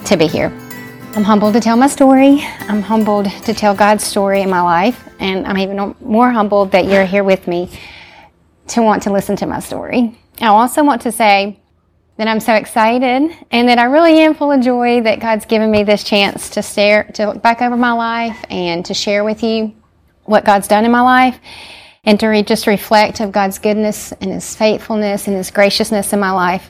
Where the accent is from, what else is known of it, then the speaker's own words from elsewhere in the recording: Columbus, Mississippi, United States; also born or lived in Kenya; now in Jackson, United States; I grew up in Columbus, Mississippi